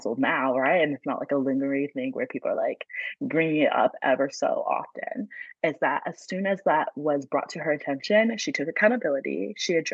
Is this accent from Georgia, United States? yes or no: yes; Atlanta, Georgia, United States; now in California, United States; Yeah, I am in California, but I grew up in Georgia, so I'm from Atlanta